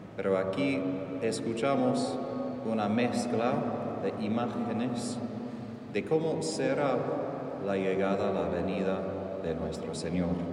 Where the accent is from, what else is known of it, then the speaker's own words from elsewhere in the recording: United States; En Estados Unidos